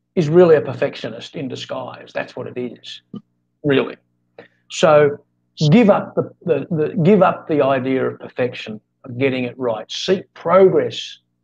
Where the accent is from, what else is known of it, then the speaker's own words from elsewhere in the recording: Australia; now in Philippines; I'm Australian, but I'm living in in the Philippines.